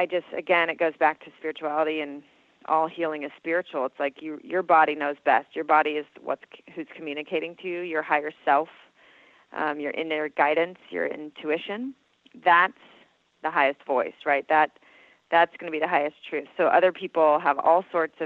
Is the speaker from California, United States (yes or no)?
yes; Southern California, United States; I grew up in Southern California.